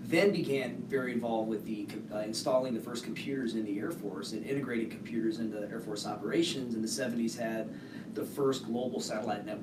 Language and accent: English; Colorado Springs, Colorado, United States; also born or lived in Guam / England / Netherlands / Turkey; I'm a local boy. I grew up in Colorado Springs. Moved here as a military brat in a year undisclosed.